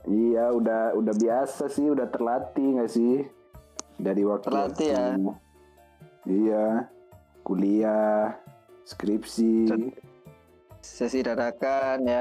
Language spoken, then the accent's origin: Indonesian; Java, Indonesia; saya sebagai orang Jawa ya mewakili orang Jawa itu saya sangat iri pada orang-orang Sumatera ya jujur saja